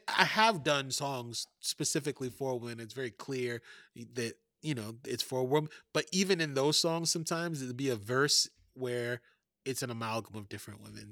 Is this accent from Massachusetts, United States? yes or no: no; New York City, New York, United States; moved away as an adult; now in Oakland, United States; I grew up in Fort Greene projects